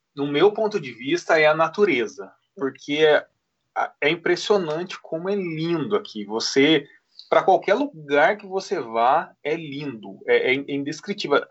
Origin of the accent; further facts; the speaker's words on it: Poços de Caldas, Minas Gerais, Brazil; moved away as an adult; now in New Zealand; eu, por exemplo, vivi a vida toda em Poços de Caldas. Então, mineiro